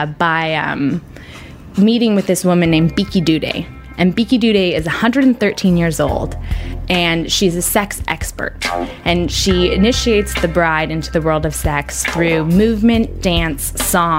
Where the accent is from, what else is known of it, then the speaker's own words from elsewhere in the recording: United States; as an American woman